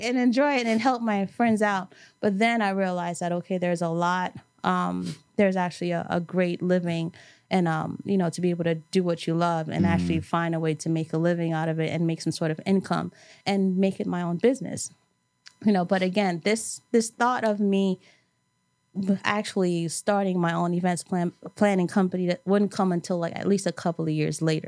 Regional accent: New York City, New York, United States; growing up in New York, and specifically, I grew up in Brooklyn, but went to school in Manhattan.

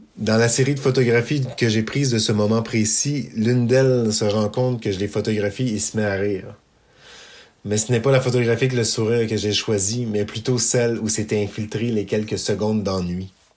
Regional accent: Eastern Townships, Quebec, Canada; Je suis originaire des cantons de l'Est

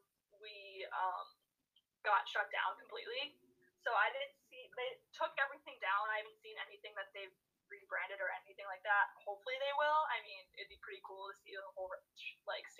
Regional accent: Chicago, Illinois, United States; moved away as an adult; also born or lived in Los Angeles, California; I got drafted to my hometown

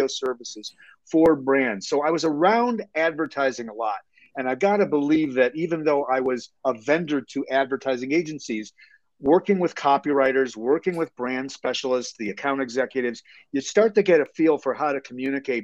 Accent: Chicago, Illinois, United States; I'm born and raised in Chicago.

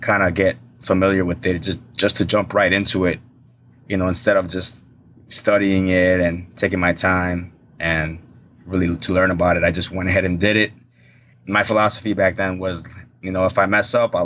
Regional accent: Chicago, Illinois, United States; I grew up in the north side of Chicago.

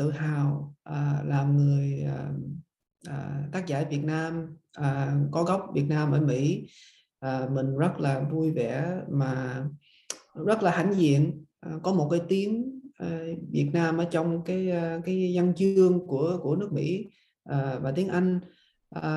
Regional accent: United States; I was brought up in America

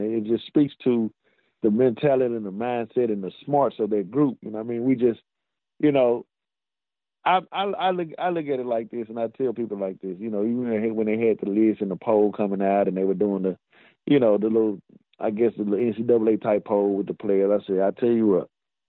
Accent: Mississippi, United States; also born or lived in Clinton, Mississippi; I'm proud to say I'm from Mississippi.

